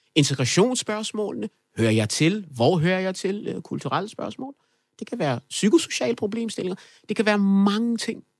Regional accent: Kokkedal, Capital Region of Denmark, Denmark; also born or lived in Afghanistan; Det kvarter, jeg voksede op i i Kokkedal

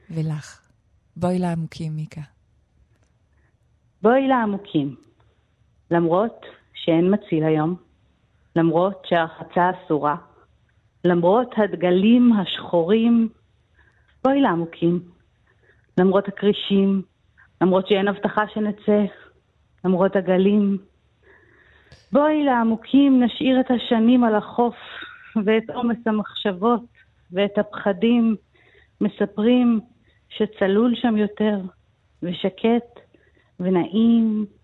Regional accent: Herzliya, Central District, Israel; also born or lived in United States; כי עברנו הרבה פעמים דירה, נולדתי בכלל בארצות הברית. אבל אה, החל מגיל חמש עד גיל ארבע עשרה בערך גרנו בנווה עמל הרצליה, היה לנו בית קטן בנווה עמל עם חצר גדולה.

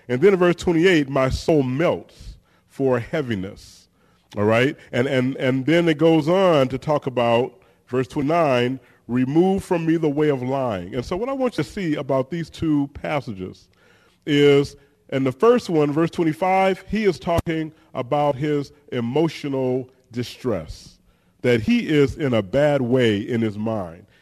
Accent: San Francisco, California, United States; Born and raised in San Francisco at uh, General Hospital. So yeah, I've been here through it all.

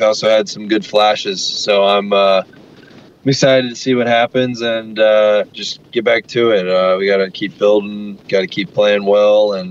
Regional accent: United States; moved away as an adult; now in Perth, Australia; I'm growing up in America

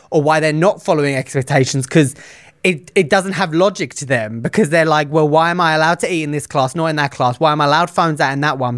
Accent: United Kingdom; I am the Brit on this show

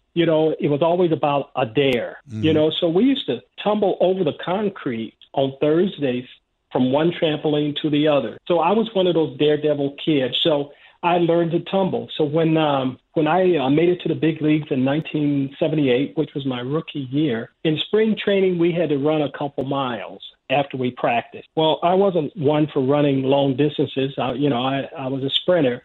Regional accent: Los Angeles, California, United States; I grew up in South Central Los Angeles

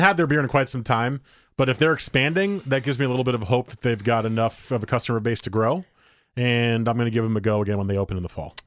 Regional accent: Beaverton, Oregon, United States; I was from Beaverton

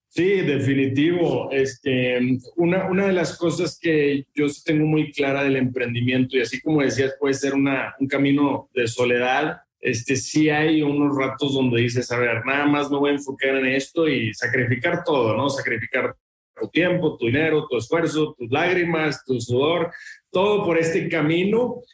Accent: Monterrey, Nuevo León, Mexico; yo soy de Monterrey

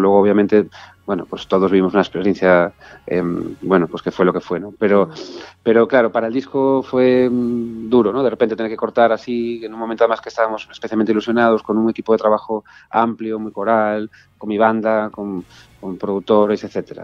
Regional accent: Galicia, Spain; moved away as an adult; also born or lived in Buenos Aires, Argentina; mi tierra, que, mi casa

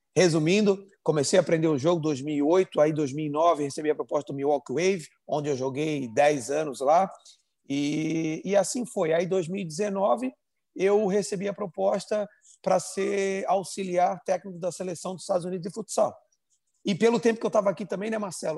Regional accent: Florianópolis, Santa Catarina, Brazil; moved away as an adult; now in United States; Eu sou de Florianópolis

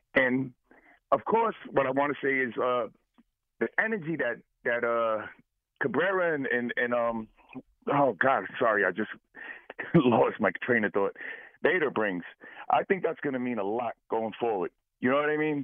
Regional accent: Jersey City, New Jersey, United States; now in Greenwich, United States; I'm originally from Jersey City.

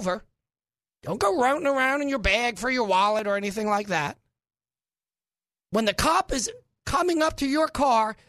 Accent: New York City, New York, United States; now in Little Rock, United States; I'm from Brooklyn

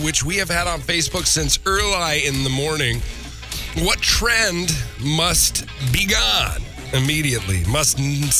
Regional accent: Minnesota, United States; moved away; my home state. I'm not proud of it. Minnesota

